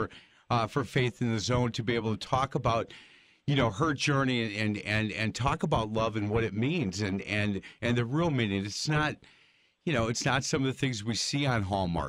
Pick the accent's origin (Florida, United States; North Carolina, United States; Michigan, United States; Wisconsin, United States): Wisconsin, United States; I said, Wisconsin